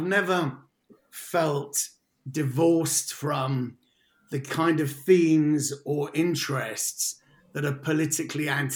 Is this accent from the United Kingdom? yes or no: yes; London, United Kingdom; moved away as an adult; now in South West England, United Kingdom; I grew up in Paddington in central London